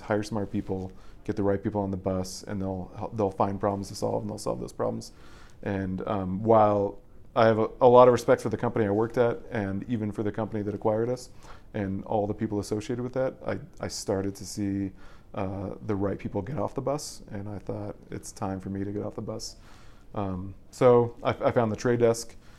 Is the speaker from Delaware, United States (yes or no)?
no; Boulder, Colorado, United States; I'm originally from Colorado. I, I pretty much grew up, um, like ten feet away from here